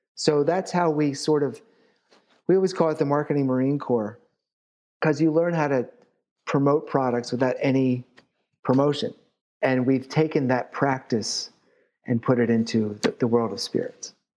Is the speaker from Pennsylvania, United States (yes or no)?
yes; Philadelphia, Pennsylvania, United States; I'm from Philly